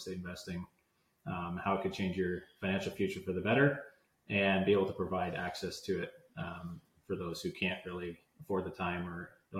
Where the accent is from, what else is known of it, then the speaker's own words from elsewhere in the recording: Hamilton, Ontario, Canada; also born or lived in Vineland; I grew up in Hamilton many years ago